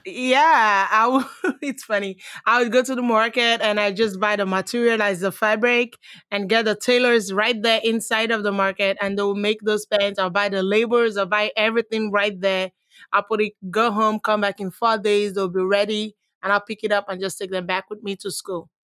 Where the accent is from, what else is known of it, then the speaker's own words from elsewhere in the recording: Nigeria; moved away as an adult; now in United States; I was born in Nigeria. I was raised partially, let's say I was raised in Nigeria.